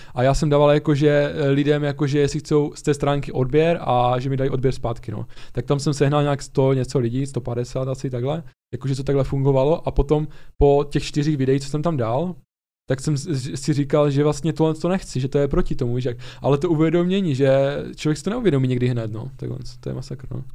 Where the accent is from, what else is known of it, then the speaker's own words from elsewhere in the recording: Ostrava, Moravian-Silesian Region, Czechia; my jsme z Ostravy oba dva